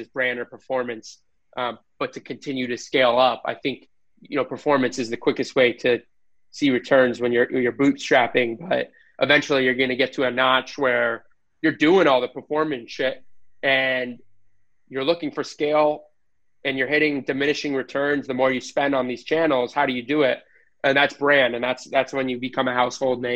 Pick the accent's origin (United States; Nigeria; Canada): United States; I'm American